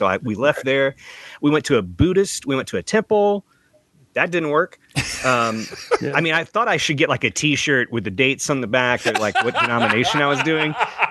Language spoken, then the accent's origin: English; Middle Tennessee, United States; growing up in Middle Tennessee where I was not going to church.